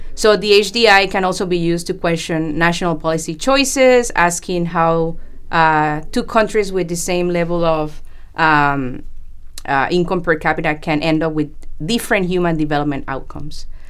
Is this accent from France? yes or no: no; Panama; moved away as an adult; also born or lived in Colombia / United States; now in Vancouver, Canada; I was born in Colombia, South America, and grew up in Panama